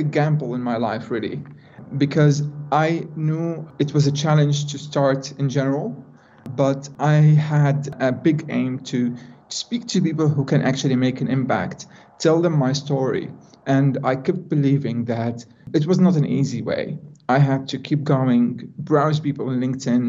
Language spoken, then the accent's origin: English; Jordan; moved away as an adult; now in Netherlands; being a Jordanian with a very low amount of education and quite small opportunities in my hometown